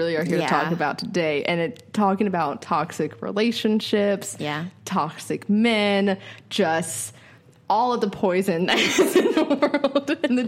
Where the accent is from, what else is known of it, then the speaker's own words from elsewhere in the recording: Winston-Salem, North Carolina, United States; I'm from Winston